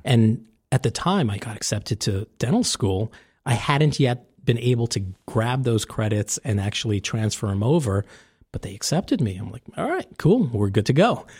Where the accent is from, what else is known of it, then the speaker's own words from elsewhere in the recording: New York City, New York, United States; moved away as an adult; now in New Jersey, United States; I was born and raised in New York